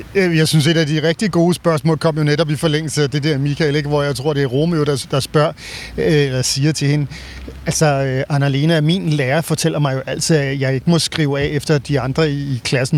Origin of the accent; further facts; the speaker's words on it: Denmark; som dansker